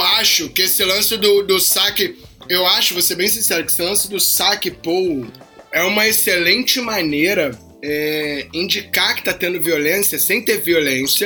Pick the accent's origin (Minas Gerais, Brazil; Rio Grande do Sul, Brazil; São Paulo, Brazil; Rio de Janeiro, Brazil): Rio de Janeiro, Brazil; eu sou um cara nascido e criado no Rio de Janeiro